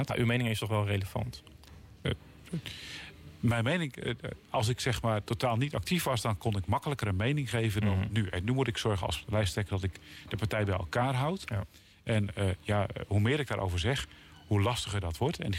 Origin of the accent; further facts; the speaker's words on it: Elspeet, Gelderland, Netherlands; also born or lived in Harderwijk / The Hague; ik kom van de Veluwe. Mhm. En ik, ken het goed. Daar ben ik geboren en in Elspet ja. helemaal opgegroeid. Dat Harderwijk was in het ziekenhuis.